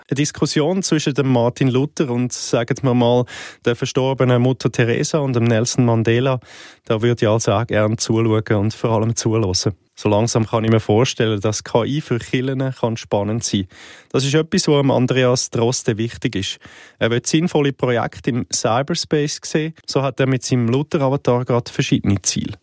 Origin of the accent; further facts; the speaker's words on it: Switzerland; auch bei uns in der Schweiz